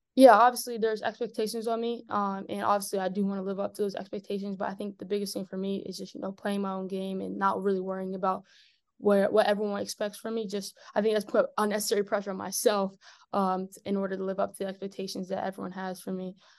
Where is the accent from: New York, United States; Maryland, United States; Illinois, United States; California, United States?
Maryland, United States; I was eight when I moved to Maryland